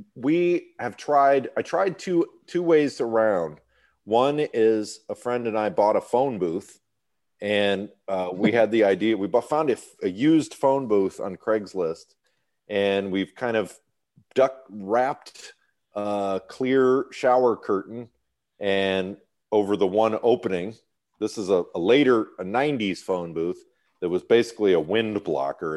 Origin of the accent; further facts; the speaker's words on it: Birmingham, Michigan, United States; moved away as an adult; also born or lived in New York City / Illinois / Texas; now in California, United States; I grew up in Birmingham, Michigan, which is a very upscale, white collar part of Detroit